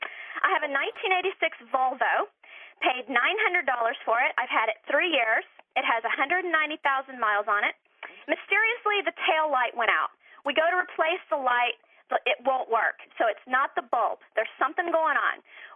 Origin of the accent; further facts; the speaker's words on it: Florida, United States